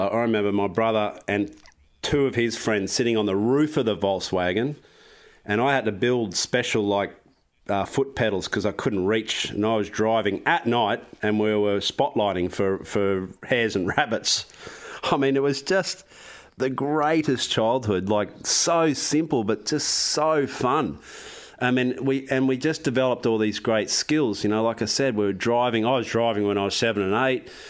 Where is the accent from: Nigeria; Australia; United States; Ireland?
Australia; I'm from Australia.